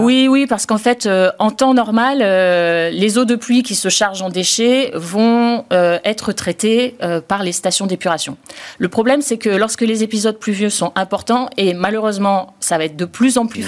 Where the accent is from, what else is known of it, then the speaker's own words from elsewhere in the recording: Marseille, Provence-Alpes-Côte d'Azur, France; on est marseillais